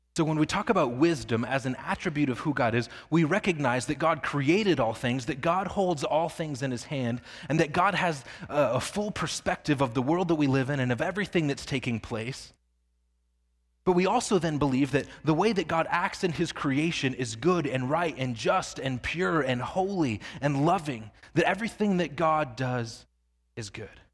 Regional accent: Northwest Indiana, United States; I grew up in Northwest Indiana

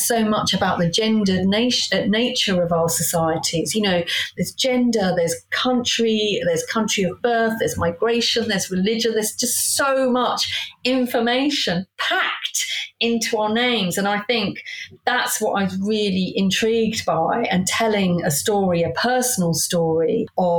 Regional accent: Hayes, London, United Kingdom; I grew up in Hayes

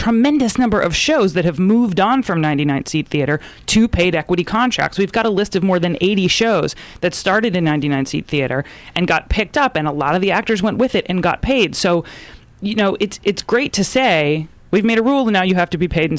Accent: Freehold, New Jersey, United States; I'm Jersey.

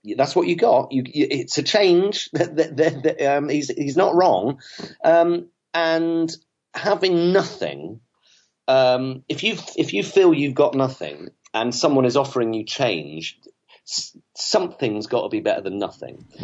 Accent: South West England, United Kingdom; also born or lived in Manchester; I grew up in the West Country of England.

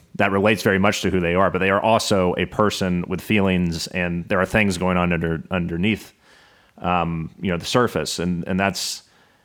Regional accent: Atlanta, Georgia, United States; I'm from Atlanta

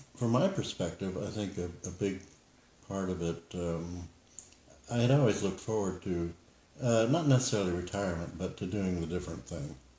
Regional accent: Florida, United States; growing up in Florida with the Cuban Missile Crisis

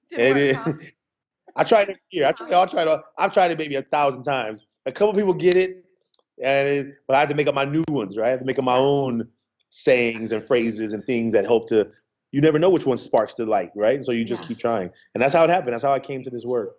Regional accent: Oakland, California, United States; I grew up in Oakland

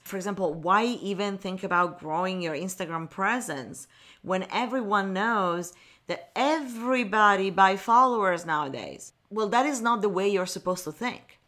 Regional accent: Milan, Lombardy, Italy; moved away as an adult; now in Los Angeles, United States; communication agency in Milan, where I was born and raised in Italy

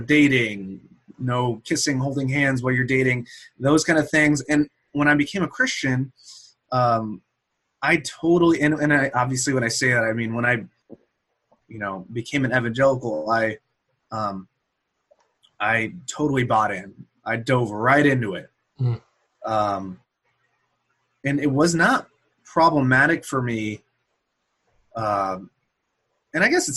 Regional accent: Bay Area, California, United States; moved away; I grew up here in the Bay Area. I'm here in Oakland area right now for the weekend

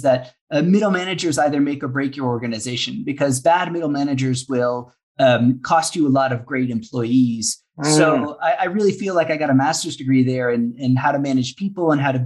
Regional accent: Saint John, New Brunswick, Canada; moved away as an adult; also born or lived in Oxford, United Kingdom / Ecuador; I grew up in St. John

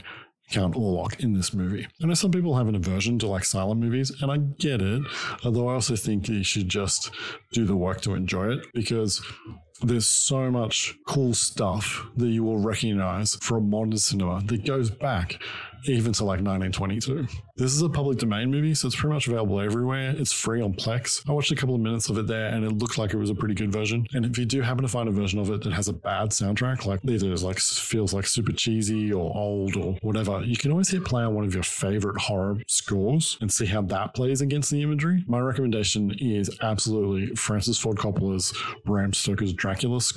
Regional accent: Australia; Growing up in Australia, I always wanted to get dressed up and go trick-or-treating

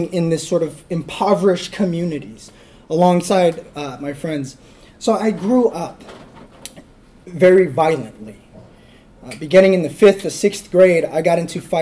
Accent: Fresno, California, United States; now in Hanford, United States; I'm from Fresno, California, so I'm a California boy

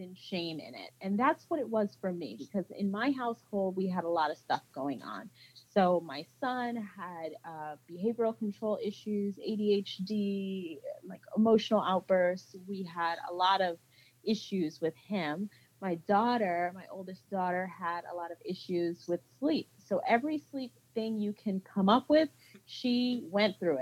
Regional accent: Central New Jersey, United States; moved away; So I am a Jersey girl. I was born and raised in New Jersey.

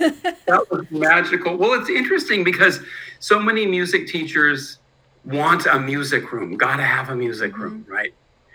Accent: Berkeley, California, United States; No, I'm from Berkeley. {S14} Oh, wow. {S13} So I grew up in crazy Berkeley.

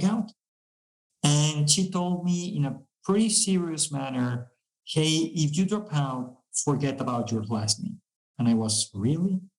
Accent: Mexico; We are from Mexico

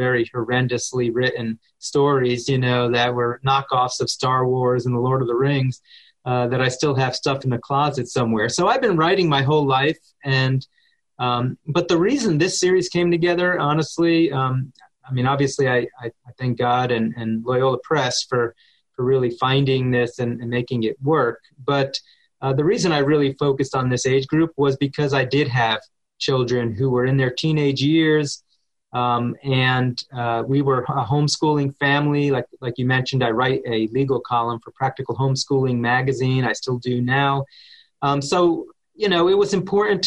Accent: New Jersey, United States; I grew up in New Jersey.

